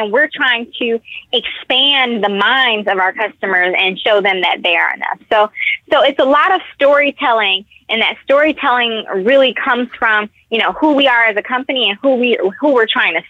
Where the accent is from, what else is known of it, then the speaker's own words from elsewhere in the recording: Detroit, Michigan, United States; Now, I'm from Detroit, so Detroit is one of the Blackest cities in America, if not the Blackest city in America.